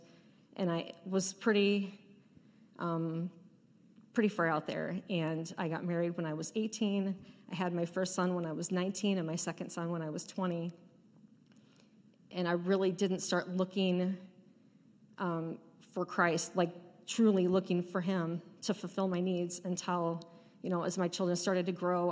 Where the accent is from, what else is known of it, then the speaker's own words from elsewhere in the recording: Pacific Northwest, United States; We grew up in the Pacific Northwest in the Valley of the Mountains and had a really awesome childhood